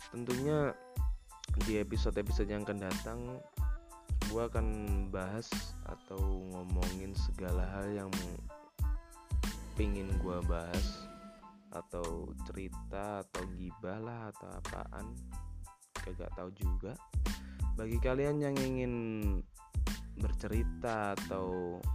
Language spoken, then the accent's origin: Indonesian; Java, Indonesia; kenalin dulu gue … uh, eh, gue dari Jawa